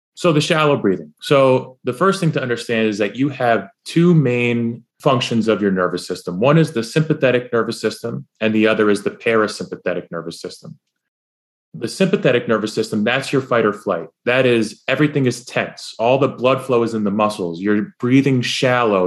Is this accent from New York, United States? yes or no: yes; New York, United States; I'm from New, I'm from New York